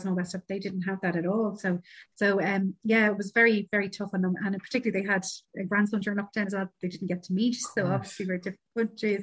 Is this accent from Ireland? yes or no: yes; Ireland; Irish travelers